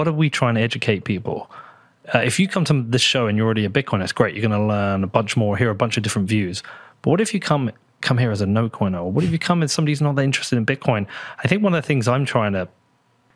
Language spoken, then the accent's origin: English; United Kingdom; accent: British; as good a British voice as I have